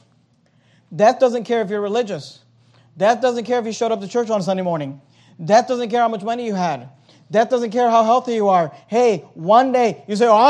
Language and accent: English; United States; also born or lived in Venezuela; My family moved here when I was 4 years old